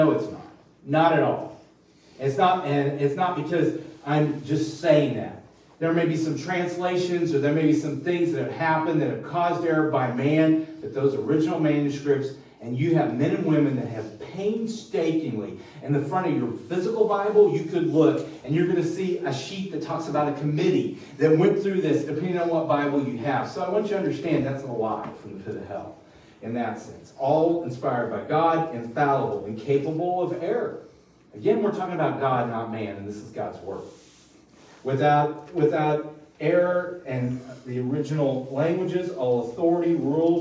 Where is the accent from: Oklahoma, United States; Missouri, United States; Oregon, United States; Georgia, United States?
Missouri, United States; we're Rubes from Missouri